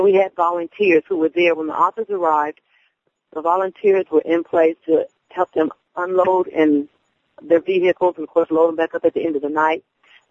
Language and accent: English; Dayton, Ohio, United States; to the city of Dayton, you know, to bring a little flavor into my hometown.